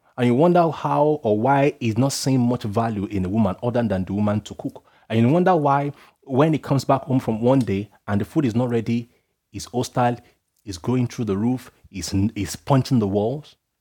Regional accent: Nigeria; being Nigerian

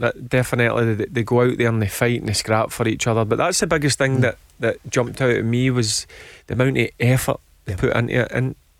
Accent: Hamilton, Scotland, United Kingdom; born or raised there

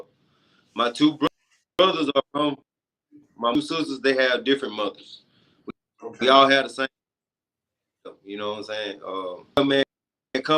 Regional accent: Perry, Georgia, United States; I was born and raised up I was raised up in Perry, Georgia

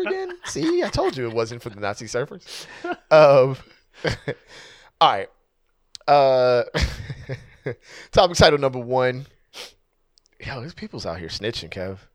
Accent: United States; I'm Black American

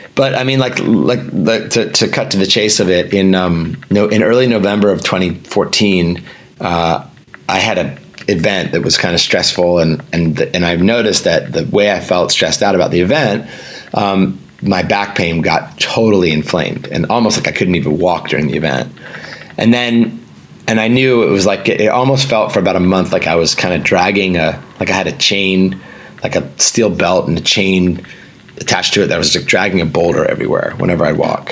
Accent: Northern Virginia, United States; I grew up in Northern Virginia

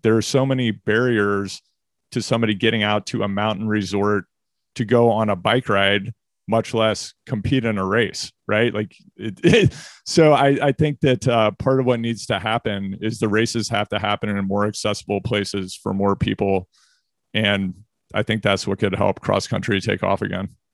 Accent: Missouri, United States; also born or lived in California; now in Maine, United States; I'm from Missouri

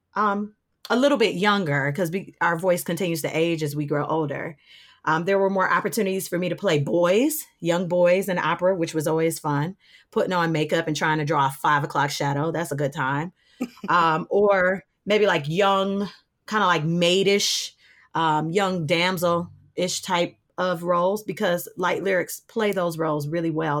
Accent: Detroit, Michigan, United States; also born or lived in Winston-Salem, North Carolina / Charlotte, North Carolina; I'm from Detroit. I am born and raised here.

